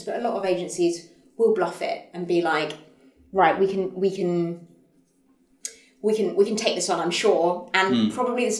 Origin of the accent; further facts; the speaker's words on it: United Kingdom; being British